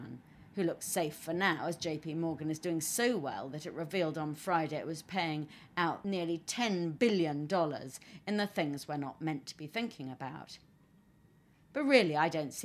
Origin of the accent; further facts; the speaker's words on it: United Kingdom; being British